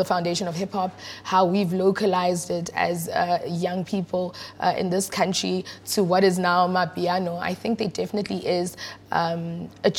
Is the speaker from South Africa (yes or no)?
yes; Johannesburg, Gauteng, South Africa; also born or lived in Soweto / Lenasia / Brakpan / Yeoville; Born and bred in Johannesburg